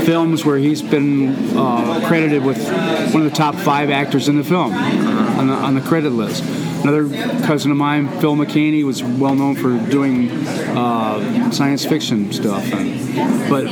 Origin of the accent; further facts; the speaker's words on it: Toronto, Ontario, Canada; moved away; also born or lived in Montreal / Detroit / Athens; I've lived in Montreal. I'm from Southern Ontario, Toronto